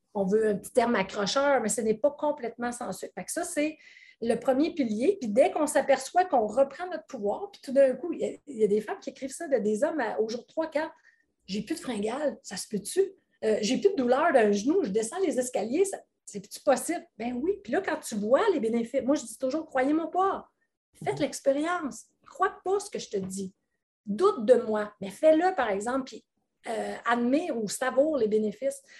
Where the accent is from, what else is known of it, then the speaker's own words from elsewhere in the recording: Quebec, Canada; accent: Québécois; mon accent québécois